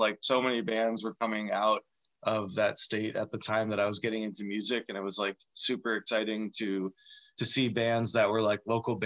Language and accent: English; northern New Jersey, United States; moved away as an adult; now in Seattle, United States; born and raised in New Jersey. And I moved out to Seattle when I was 22